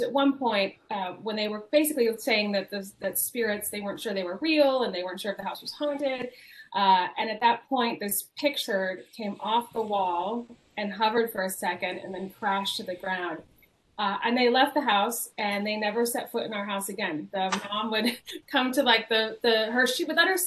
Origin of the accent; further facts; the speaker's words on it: Alameda, California, United States; the house that I grew up in Alameda, California